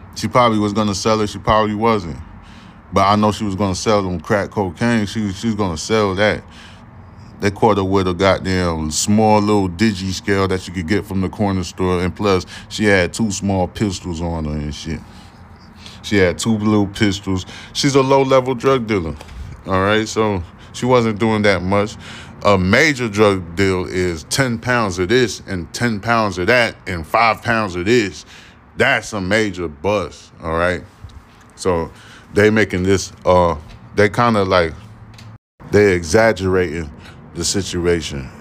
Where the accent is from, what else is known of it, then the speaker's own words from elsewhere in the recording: New York City, New York, United States; now in Houston, United States; I'm originally from Brooklyn, New York, but I've been living in goddamn Houston since, um, I've been in Houston since two thousand four